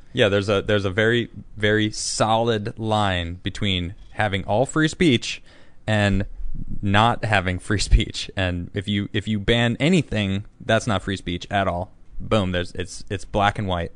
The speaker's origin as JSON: {"language": "English", "town": "Chicago", "region": "Illinois", "country": "United States", "said": "I'm from Chicago, too."}